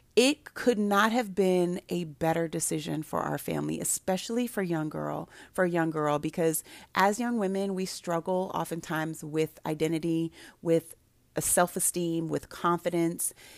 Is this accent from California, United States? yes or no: yes; Santa Barbara, California, United States; now in Prince George's County, United States; I grew up in Santa Barbara